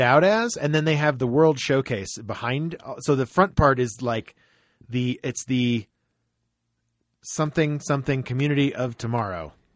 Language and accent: English; Florida, United States; growing up in Florida